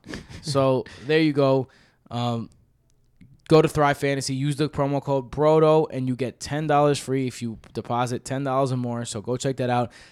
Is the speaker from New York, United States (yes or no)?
yes; New York City, New York, United States; I'm from Queens